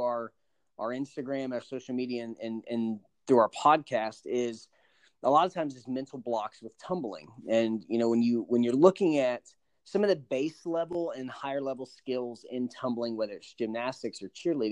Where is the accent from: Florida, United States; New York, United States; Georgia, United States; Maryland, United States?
Florida, United States; Panama City; I'm from Panama City, Florida